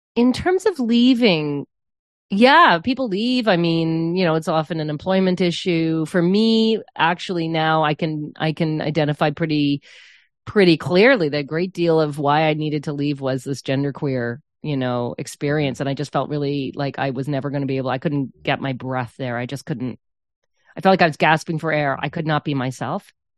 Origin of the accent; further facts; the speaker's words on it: St. John's, Newfoundland and Labrador, Canada; moved away; growing up on the South Side Road